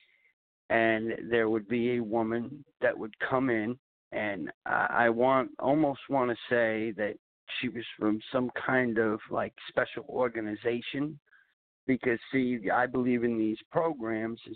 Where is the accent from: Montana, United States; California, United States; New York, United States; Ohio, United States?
New York, United States; Long Island; also born or lived in Clearwater, Florida; now in Simpsonville, United States; we had moved to New York when I was 1 year old.